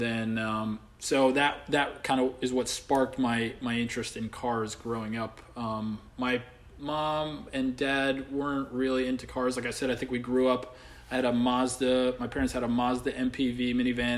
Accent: Saudi Arabia; now in New York, United States; I grew up over in Saudi Arabia

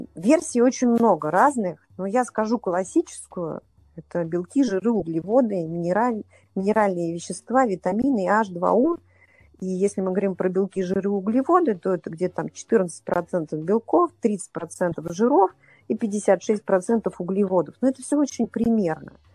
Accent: Saint Petersburg, Russia; moved away as an adult; now in Moscow, Russia; я сама из Питера, я жила в Питере до 36 лет. И вот 10 лет я живу в Москве

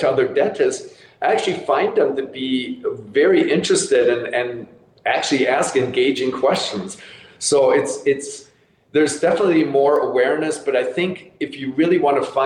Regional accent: Germany; moved away; I grew up in Germany

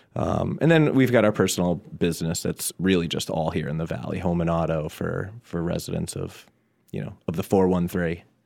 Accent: Southampton, Massachusetts, United States; I'm from Southampton, born and raised. Still live there now

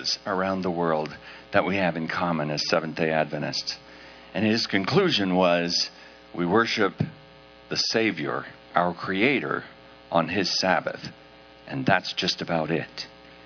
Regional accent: United States; We are from the States

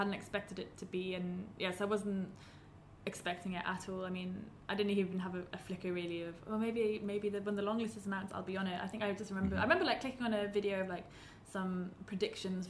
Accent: Pembrokeshire, Wales, United Kingdom; we grew up in Pembrokeshire, which is quite a, well, especially in the north, it's very like strongly Welsh

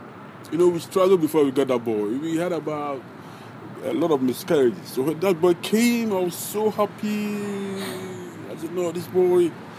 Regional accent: Ghana; now in Maryland, United States; I'm a Ghanaian.

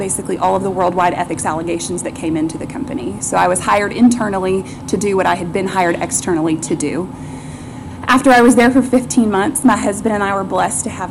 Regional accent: Northwest Arkansas, United States; I grew up here in Northwest Arkansas.

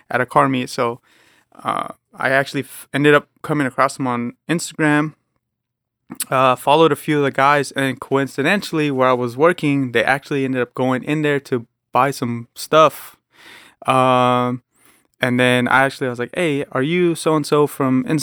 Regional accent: San Jose, California, United States; I'm from San Jose. So yeah, the Bay Area is

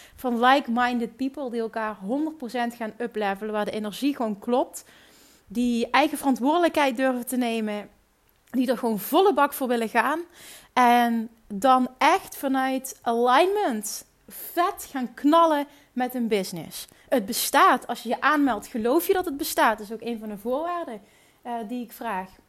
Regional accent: Netherlands; accent: Dutch; mijn Nederlandse accent

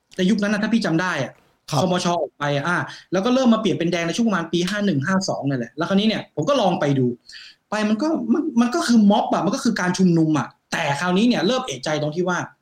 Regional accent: Thailand; moved away as an adult; now in New Zealand; เราก็เป็นเด็กไทยคนหนึ่ง

